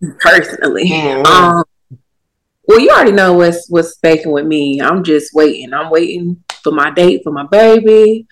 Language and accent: English; Durham, North Carolina, United States; also born or lived in Savannah, Georgia / Atlanta, Georgia; now in Charlotte, United States; I'm born and raised Durham, North Carolina, but since then I've moved around